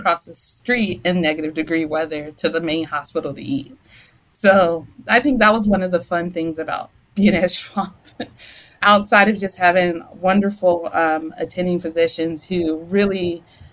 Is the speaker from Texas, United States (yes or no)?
no; Durham, North Carolina, United States; moved away as an adult; also born or lived in St. Louis / Chicago; now in Columbia, Missouri, United States; I'm from North Carolina. I'm from Durham, North Carolina.